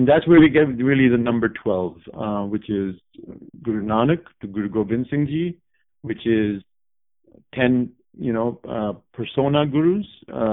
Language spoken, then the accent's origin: English; Japan; also born or lived in India / Canada; now in United States; Prior to that, I actually grew up in Japan as well. So we're six from Japan, kind of. So I've spent some time in India, of course, boarding school. Also, when I was a little kid, 5 years in Canada.